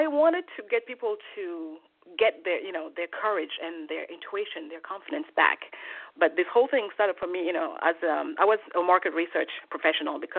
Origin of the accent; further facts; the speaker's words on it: Switzerland; moved away as an adult; also born or lived in Togo; now in New York, United States; I was born in Togo, West Africa, and my father died when I was 2 years old, and I don't remember him at all. But in order for me to have a better life, my mother agreed to have me be adopted by a Swiss family, and so I moved to Switzerland at the age of 10